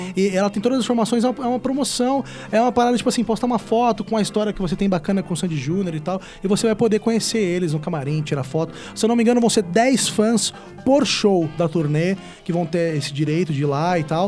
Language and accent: Portuguese; Ribeirão Preto, São Paulo, Brazil; eu sou de Ribeirão Preto